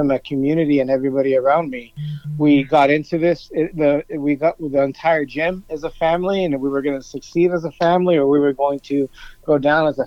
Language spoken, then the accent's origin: English; Los Angeles, California, United States; I grew up in East Los Angeles